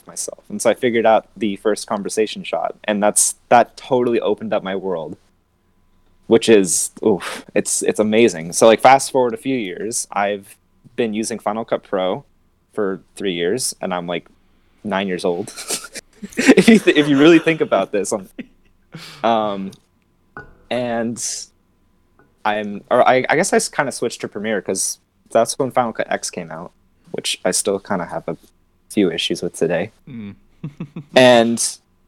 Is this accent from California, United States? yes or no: yes; Los Angeles, California, United States; I'm from Los Angeles